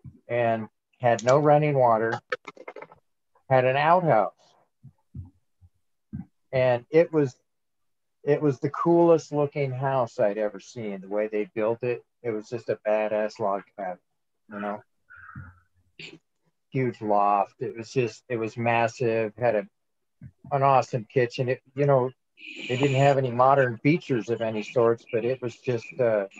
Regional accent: Coos Bay, Oregon, United States; I grew up in Coos Bay, Oregon. And back in the 70s, when I was in school

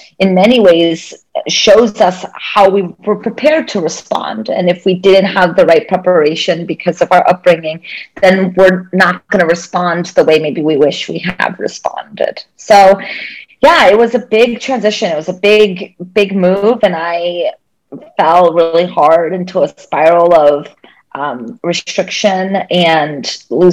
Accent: Maryland, United States; also born or lived in Brazil / Boston; I grew up in Maryland.

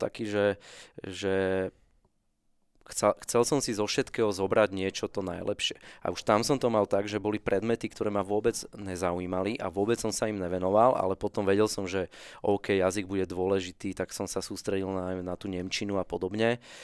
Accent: Bratislava, Bratislava Region, Slovakia; ja som z Petržalky, zo sídliska, najväčšieho na Slovensku

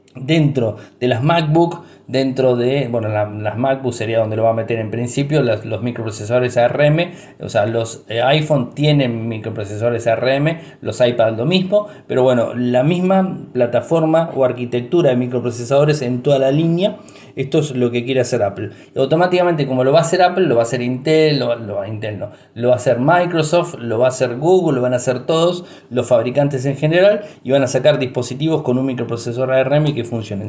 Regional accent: Argentina; soy argentino, viví toda la vida aquí

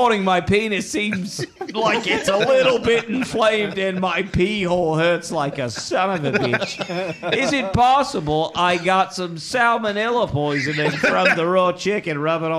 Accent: Australia; You are, my friend. I'm from Australia.

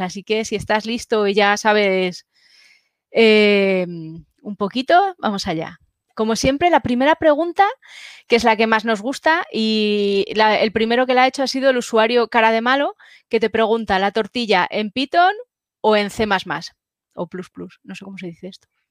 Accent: Spain; los españoles

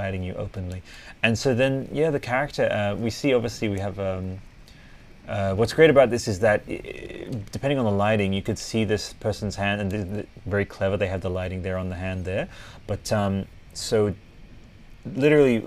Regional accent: Italy; I grew up with this in Italy.

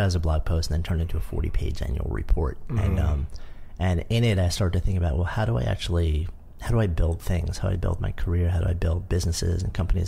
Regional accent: United States; now in New York City, United States; I grew up just outside of New York

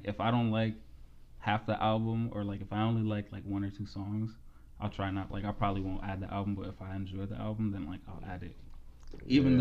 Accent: Allentown, Pennsylvania, United States; I grew up in Allentown

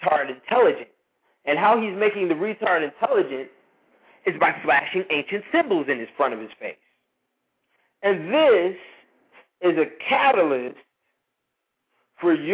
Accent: United States; I'm an American, straight up

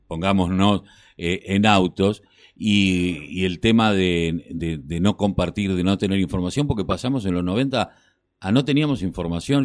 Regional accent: Quilmes, Buenos Aires Province, Argentina; yo que soy de Quilmes, tenemos muchísima barrera popular y nos hemos criado casi en ella

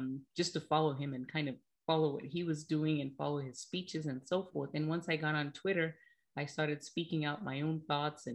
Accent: Zimbabwe; moved away as an adult; now in United States; I was born and raised in Zimbabwe, and I came to the United States at the age of 19

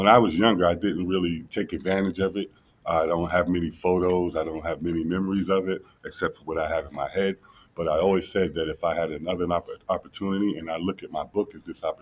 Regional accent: Amityville, New York, United States; I was the first NBA player from Amityville to be drafted into the NBA.

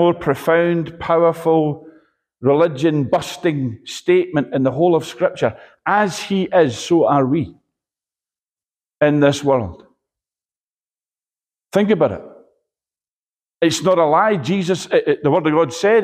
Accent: Edinburgh, Scotland, United Kingdom; I'm from Edinburgh, so I call them bairns

